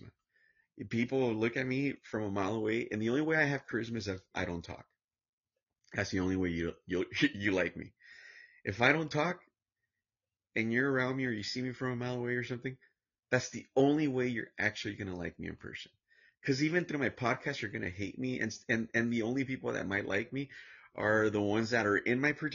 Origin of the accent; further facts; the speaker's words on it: Santa Ana, California, United States; I grew up in Santana, California. In the ghetto, in the worst part of Southern California.